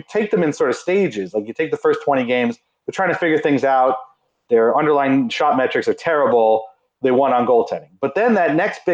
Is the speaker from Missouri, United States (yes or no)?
no; Nassau County, Long Island, New York, United States; I'm from Nassau County, the heart of Islanders country. And I grew up with people who hated the Islanders.